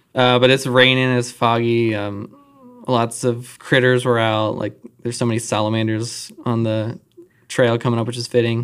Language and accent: English; Charlotte, North Carolina, United States; I grew up in Charlotte